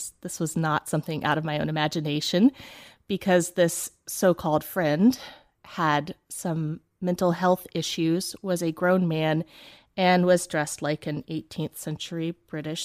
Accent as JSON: {"language": "English", "region": "northeast Tennessee", "country": "United States", "tie": "born or raised there", "also_born_or_lived": "Chicago", "moved": "yes", "lives_now": "Atlanta, United States", "said": "I grew up in a small town in northeast Tennessee in the Appalachian Mountains"}